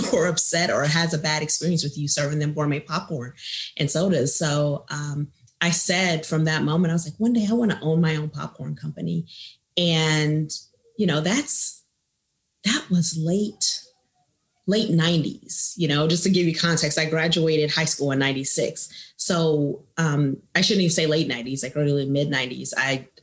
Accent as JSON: {"language": "English", "town": "Kansas City", "region": "Missouri", "country": "United States", "tie": "born or raised there", "also_born_or_lived": "Chicago area, Illinois", "said": "my family's originally from the Chicago area, the Great Lakes, Naval Base area. Yeah. But I grew up in Kansas City. Most of my life."}